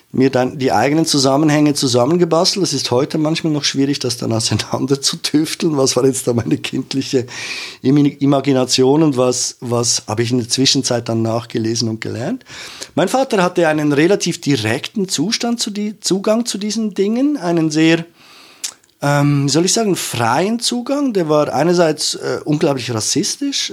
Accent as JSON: {"language": "German", "region": "Zurich", "country": "Switzerland", "tie": "born or raised there", "also_born_or_lived": "Feldmeilen", "said": "ich so als Zürcher Kind"}